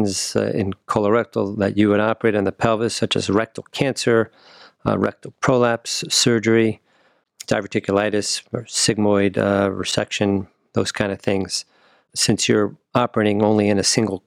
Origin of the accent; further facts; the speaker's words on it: New Jersey, United States; moved away as an adult; also born or lived in New York / Wisconsin / St. Louis / Cincinnati; now in Cleveland, United States; I was born in New York, grew up in New Jersey